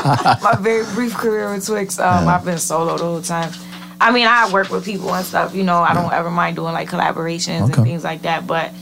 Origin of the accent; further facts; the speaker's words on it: New Britain, Connecticut, United States; New Britain.